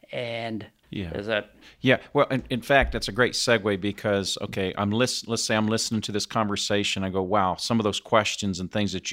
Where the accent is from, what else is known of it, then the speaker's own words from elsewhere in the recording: Indianapolis, Indiana, United States; or I'm in you know my hometown of Indianapolis.